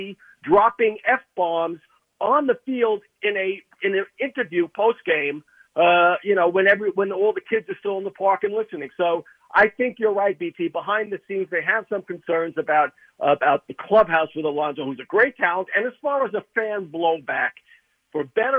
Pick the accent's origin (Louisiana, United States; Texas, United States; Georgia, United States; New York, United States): New York, United States; being a New Yorker